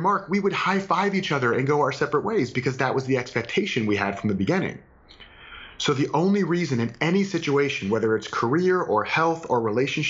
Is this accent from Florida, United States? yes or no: yes; Florida, United States; I'm from Florida